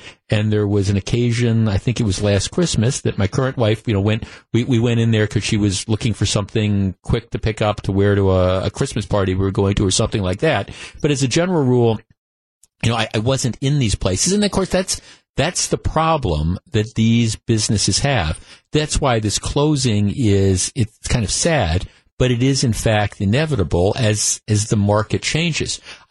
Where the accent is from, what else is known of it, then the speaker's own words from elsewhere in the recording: Glendale, Wisconsin, United States; I grew up in Glendale